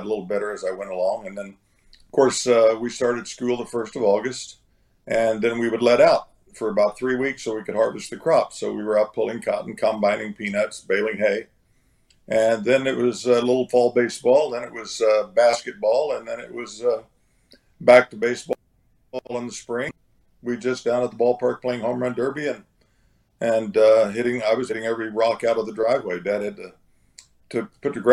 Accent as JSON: {"language": "English", "region": "Oklahoma", "country": "United States", "tie": "born or raised there", "said": "I'm a kid from Oklahoma. I grew up in a town of 600 people"}